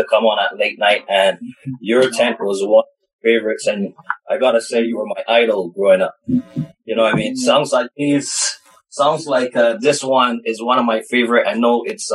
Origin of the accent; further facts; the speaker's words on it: Barbados; moved away; As a little boy growing up in Barbados